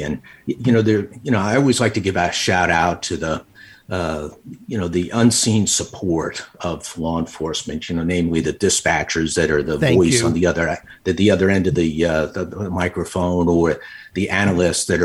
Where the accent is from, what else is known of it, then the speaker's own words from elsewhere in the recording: Long Island, New York, United States; moved away as an adult; also born or lived in Little Rock, Arkansas; I was born and raised on Long Island